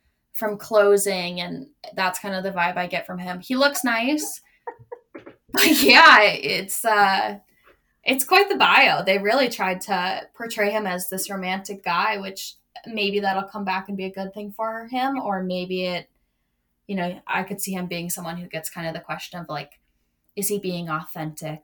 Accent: Minnesota, United States; I'm from Minnesota.

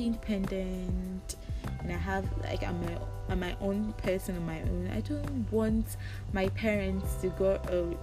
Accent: Ghana; growing up in a Ghanaian household

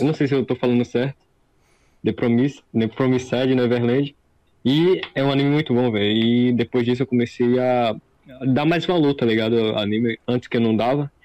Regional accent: Northeast Region, Brazil; Eu sou do Nordeste

